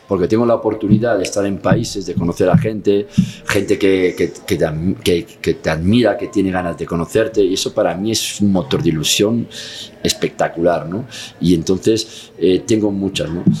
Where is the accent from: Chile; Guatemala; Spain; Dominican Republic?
Spain; Catalonia; si soy catalán